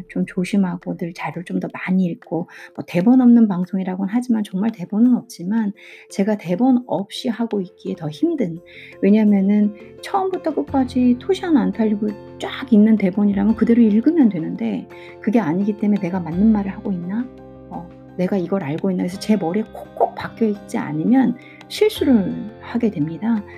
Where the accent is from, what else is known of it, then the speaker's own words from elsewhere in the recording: South Korea; 저는 한국 사람이니까 중국어도 외국어고 영어도 외국어인데